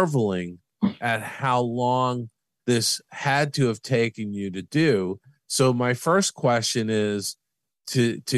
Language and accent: English; East Coast, United States; moved away; I'm from the East Coast.